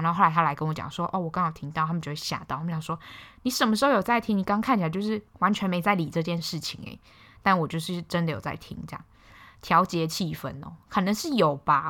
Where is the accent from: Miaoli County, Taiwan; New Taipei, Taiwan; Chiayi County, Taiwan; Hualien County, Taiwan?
Hualien County, Taiwan; Hualien; “啊，你哪里人？”我说：“花莲人啊。”